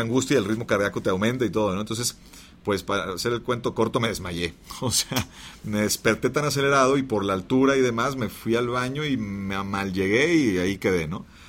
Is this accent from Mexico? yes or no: yes; Monterrey, Nuevo León, Mexico; Pero luego regreso a Monterrey, yo soy de Monterrey, regreso a Monterrey